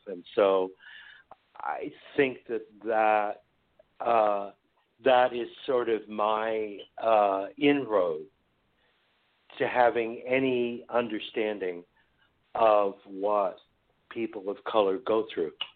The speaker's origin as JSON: {"language": "English", "area": "San Francisco Bay Area", "region": "California", "country": "United States", "tie": "born or raised there", "said": "I grew up here in the Bay Area"}